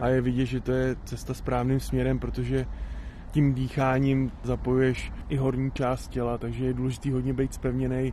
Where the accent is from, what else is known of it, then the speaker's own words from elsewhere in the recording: Šumava, Czechia; u nás doma na Šumavě